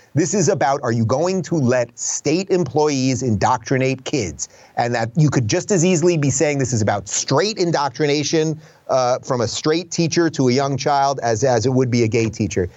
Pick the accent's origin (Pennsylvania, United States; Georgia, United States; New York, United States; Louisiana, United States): New York, United States; Long Island; moved away as an adult; also born or lived in Brooklyn, New York / Manhattan, New York / Los Angeles, California; now in Miami, United States; I was born in Brooklyn, spent my first couple years there. Then I grew up in the suburbs in Long Island